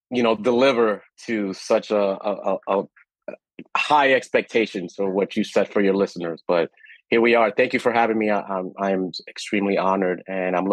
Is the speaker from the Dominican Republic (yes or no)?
yes; Dominican Republic; born there; so I was born in the Dominican Republic.